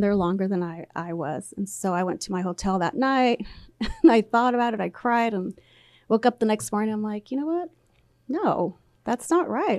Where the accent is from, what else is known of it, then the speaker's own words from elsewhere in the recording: labor camp near Poplar/Woodville, Central Valley, California, United States; first language Spanish; English is a second language; I was there my entire childhood at the labor camp